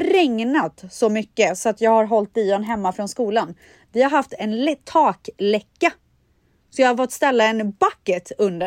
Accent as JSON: {"language": "Swedish", "town": "Borås", "region": "Västra Götaland", "country": "Sweden", "tie": "born or raised there", "moved": "yes", "said": "jag är uppvuxen i Borås, det är ju Sveriges regnigaste stad"}